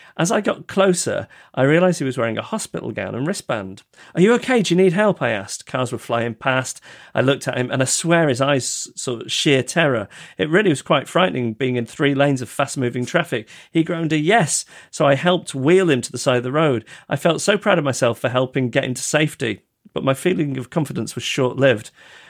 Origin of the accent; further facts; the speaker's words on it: Yorkshire and the Humber, United Kingdom; accent: Yorkshire; my fellow classmates, mostly Southern, constantly berated me for my Yorkshire accent.